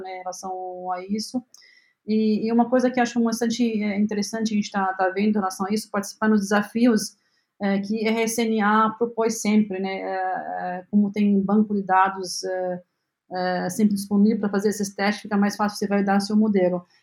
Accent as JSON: {"language": "Portuguese", "country": "Lebanon", "tie": "born or raised there", "second_language": "Portuguese", "moved": "as an adult", "lives_now": "Brazil", "said": "eu nasci no Líbano"}